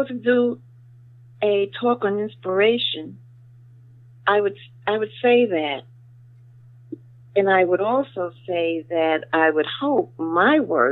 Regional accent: New York, United States; Born and raised in New York

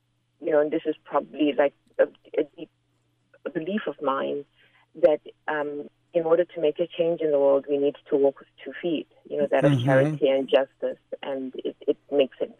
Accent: Zimbabwe; moved away; I'm from Zimbabwe

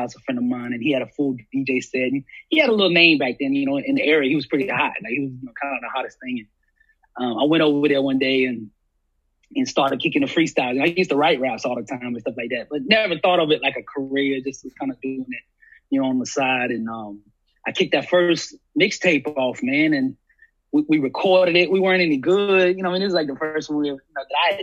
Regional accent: Alabama, United States; I was from Alabama

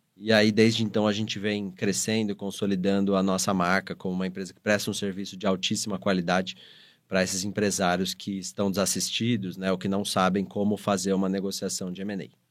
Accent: interior of São Paulo, Brazil; sou do interior de São Paulo. Nasci em São Paulo, cresci no interior e voltei para São Paulo para estudar.

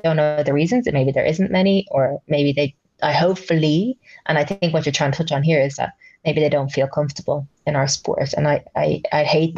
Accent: Ireland; I was living in Ireland, obviously, and growing up in Ireland

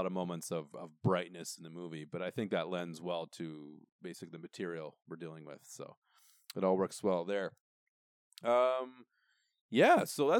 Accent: Canada; we're Canadian

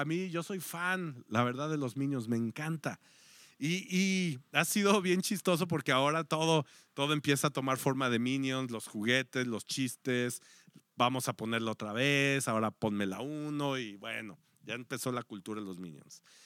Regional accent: Mexico; como mexicanos o como latinos

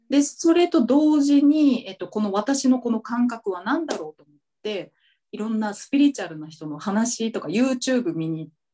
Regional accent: Okinawa, Japan; now in Tokyo, Japan; 私沖縄出身なんだけど

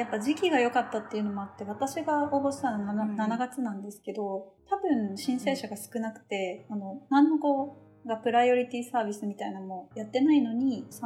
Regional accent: Japan; now in Exeter, United Kingdom; 結局諦めてエクセターに来たって言ってて結構やっぱ、うん、なんか日本人であることに感謝した方がいいなってすごい思いましたね。

